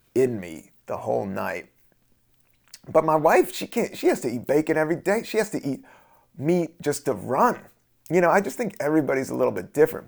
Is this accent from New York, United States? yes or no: no; Washington, District of Columbia, United States; also born or lived in the South; I grew up in D C, I grew up in the South